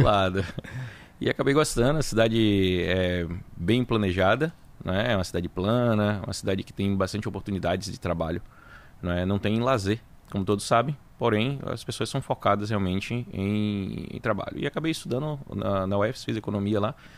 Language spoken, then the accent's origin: Portuguese; Salvador, Bahia, Brazil; also born or lived in Itabuna / Feira de Santana; acabei nascendo lá, mas fui criado aqui em Salvador